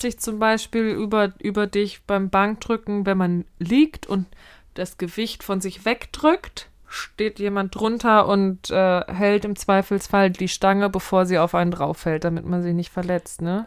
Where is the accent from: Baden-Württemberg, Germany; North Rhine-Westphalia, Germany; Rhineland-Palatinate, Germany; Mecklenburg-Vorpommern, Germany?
Rhineland-Palatinate, Germany; Mainz; also born or lived in Harburg, Hamburg; now in Hamburg, Germany; als gebürtige Mainzerin